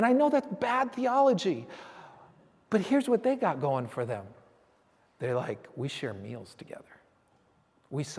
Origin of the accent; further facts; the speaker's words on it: San Francisco, California, United States; I grew up in San Francisco.